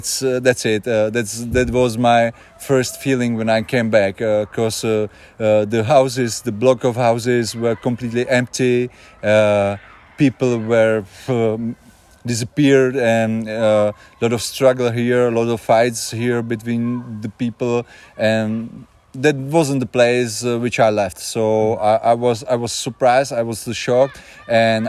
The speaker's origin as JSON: {"language": "English", "town": "Janov", "region": "Ústí nad Labem Region", "country": "Czechia", "tie": "born or raised there", "second_language": "English", "moved": "yes", "said": "I was born here in Janov many years ago, so I'm back home"}